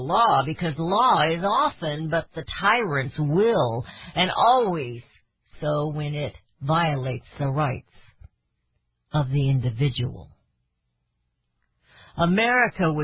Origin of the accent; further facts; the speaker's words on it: United States; I am an American